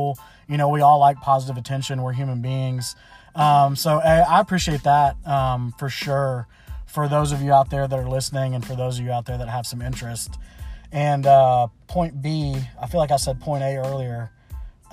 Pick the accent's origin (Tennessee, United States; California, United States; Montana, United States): Tennessee, United States; Memphis; I was born and raised in Memphis, Tennessee